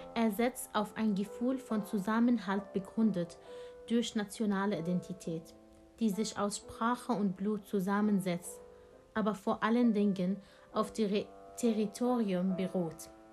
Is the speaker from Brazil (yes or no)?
no; Syria; German is a second language; now in Germany; Ich bin aus Syrien geflüchtet